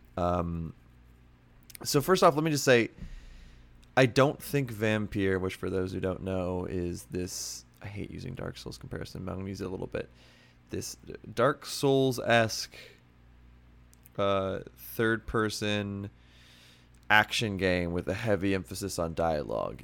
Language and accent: English; Pennsylvania, United States; my hometown in Pennsylvania